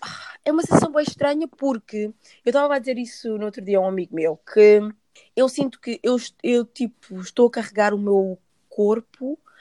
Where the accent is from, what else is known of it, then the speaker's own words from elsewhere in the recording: Portugal; onde eu cresci, por exemplo, Portugal